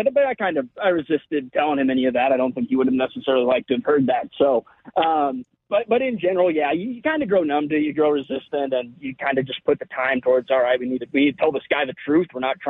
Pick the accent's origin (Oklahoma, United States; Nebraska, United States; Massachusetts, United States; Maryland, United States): Nebraska, United States; I grew up in Nebraska